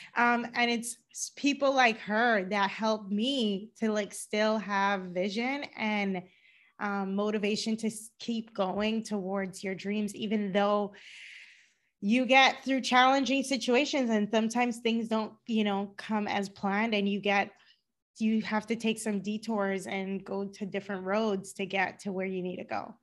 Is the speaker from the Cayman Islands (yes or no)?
yes; Cayman Islands; moved away as an adult; also born or lived in Georgia, United States / Boston, United States; now in Los Angeles, United States; I live in Los Angeles, but I'm originally from the Cayman Islands.